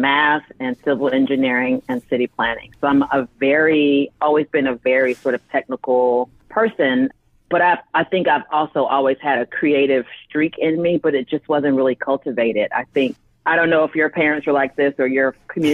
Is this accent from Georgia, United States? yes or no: yes; Decatur, Georgia, United States; I'm a Southerner. I'm from Atlanta. Grew up in Decatur, which is on the east side of Atlanta